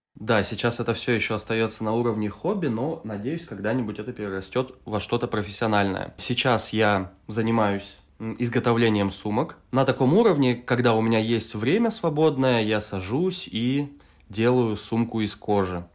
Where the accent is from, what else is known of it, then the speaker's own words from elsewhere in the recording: Novosibirsk, Novosibirsk Oblast, Russia; moved away as an adult; now in Tbilisi, Georgia; Я из Новосибирска, Россия. Это тот же самый город, откуда и ты. Сейчас я живу в Тбилиси, Грузия.